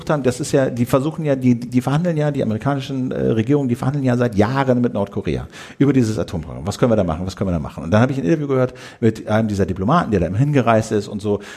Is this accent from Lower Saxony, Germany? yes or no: yes; Uelzen, Lower Saxony, Germany; bin äh, in Uelzen zur Schule gegangen und stand als Zehnjähriger im kratzigen Strickpullover in Menschenketten